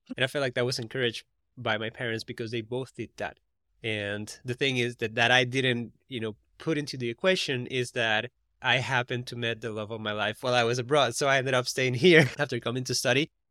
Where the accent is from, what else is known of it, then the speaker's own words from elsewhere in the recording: Costa Rica; now in United States; I'm from Costa Rica, and the R's in Costa Rica is like, er instead of r